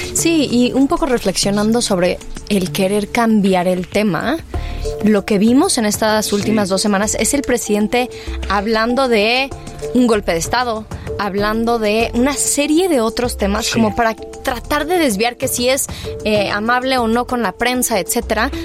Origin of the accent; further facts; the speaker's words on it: Mexico; somos muchos los mexicanos